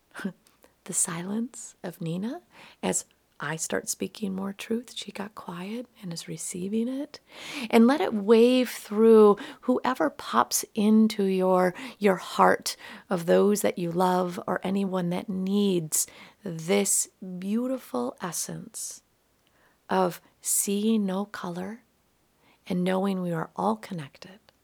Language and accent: English; Minot, North Dakota, United States; growing up in Minot, North Dakota